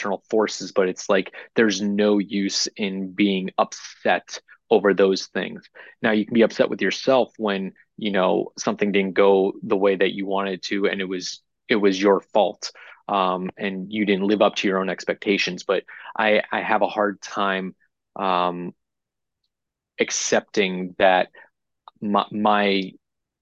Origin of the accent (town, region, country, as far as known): New Hampshire, United States; born or raised there; moved away as an adult; also born or lived in Orlando, Florida / Las Vegas, Nevada; now in Overland Park, United States